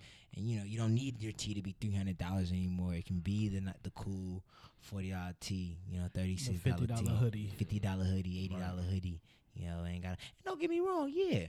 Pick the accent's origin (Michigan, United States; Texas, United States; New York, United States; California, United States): California, United States; the Bay Area; I grew up in the Bay Area.